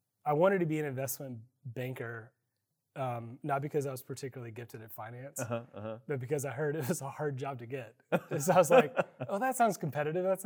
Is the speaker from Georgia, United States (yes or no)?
no; Austin, Texas, United States; also born or lived in College Station, Texas; I grew up in Austin, Texas